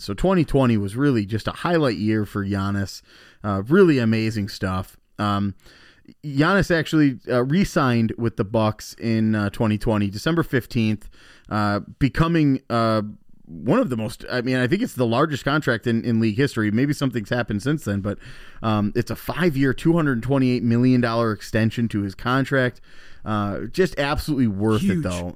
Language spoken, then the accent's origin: English; Wisconsin, United States; also born or lived in Chicago; I was born in Chicago and, and moved to Wisconsin when I was only like two or three years old.